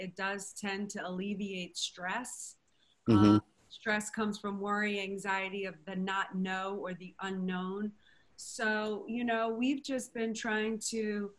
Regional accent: New Orleans, Louisiana, United States; also born or lived in Madrid, Spain; I was reared in New Orleans, Louisiana

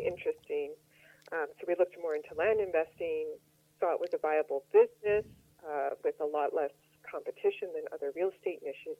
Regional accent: Chicago, Illinois, United States; accent: Midwestern; also born or lived in Los Angeles; now in New York, United States; Yes, I'm originally from Chicago. I've actually lived in all three major cities in the U.S., Chicago, L.A., and New York.

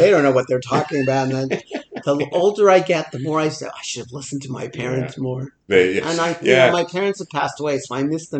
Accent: Montreal, Quebec, Canada; born or raised there; also born or lived in India

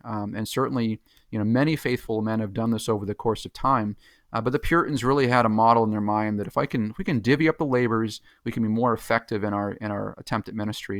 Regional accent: Gilmanton, New Hampshire, United States; Gilmanton, which is my hometown.

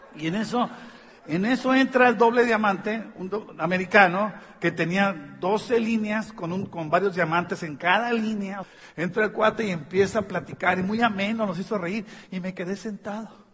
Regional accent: Tijuana, Baja California, Mexico; Pues somos de México

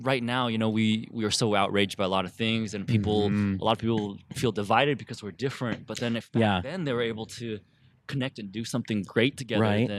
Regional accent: United States; also born or lived in Taipei, Taiwan; I was born in Taipei, but then I moved here when I was like 3 months old, so I'm basically American.

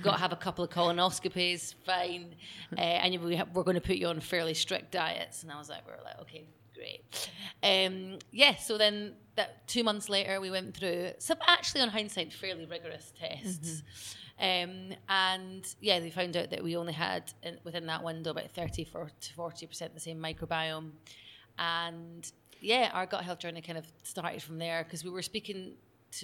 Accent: Scotland, United Kingdom; we come from working class Scottish background

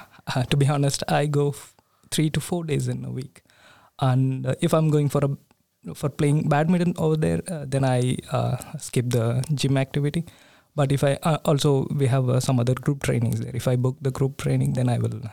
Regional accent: South India, India; moved away as an adult; now in Linköping, Sweden; I'm from India. Yeah, south part of India.

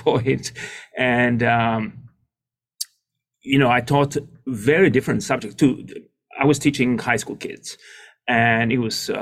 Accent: just outside of Athens, Attica, Greece; moved away as an adult; now in United States; I grew up in Greece, just outside of Athens

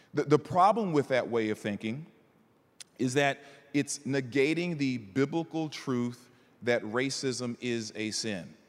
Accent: College Station, Texas, United States; also born or lived in Northern Virginia; now in Houston, United States; I was raised in Bryan College Station

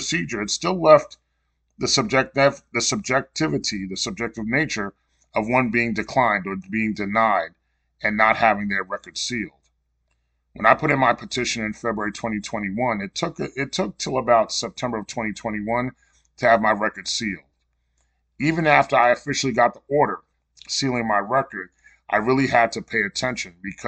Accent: New York, United States; now in Florida, United States; I was born and raised in New York

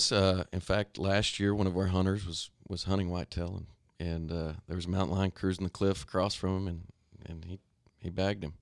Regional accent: Stephenville, Texas, United States; I grew up in Stephenville, Texas. Still live there

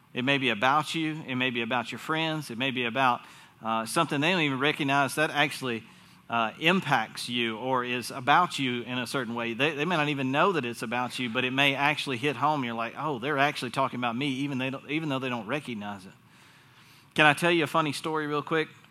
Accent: North Carolina, United States; accent: Southern; I was born in North Carolina

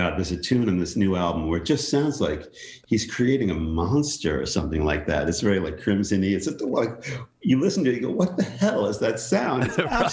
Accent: Great Neck, New York, United States; I grew up in Great Neck, New York, which is Nassau County, Long Island.

